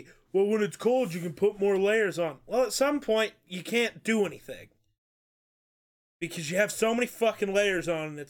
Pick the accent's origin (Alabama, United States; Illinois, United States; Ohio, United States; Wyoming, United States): Wyoming, United States; We're from Wyoming.